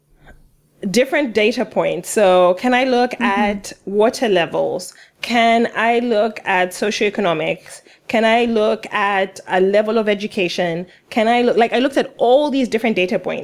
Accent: Uganda; I'm from Uganda

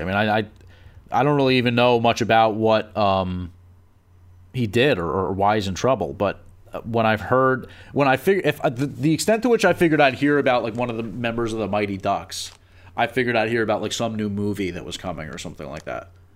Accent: New Jersey, United States; I'm from Jersey

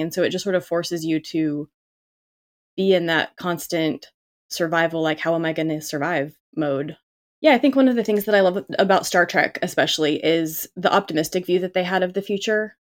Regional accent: Southern California, United States; I grew up in Cal, Southern California, but enough outside the city

